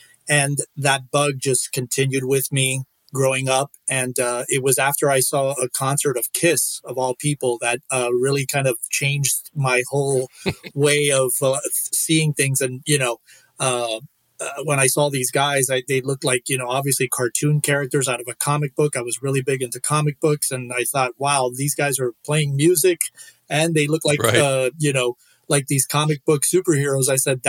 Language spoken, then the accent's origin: English; Miami, Florida, United States; now in Los Angeles, United States; I was born and raised in Miami, Florida.